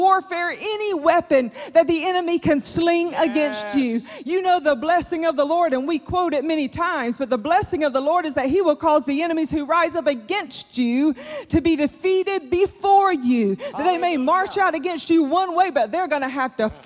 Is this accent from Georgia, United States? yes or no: yes; South Georgia, United States; I grew up in South Georgia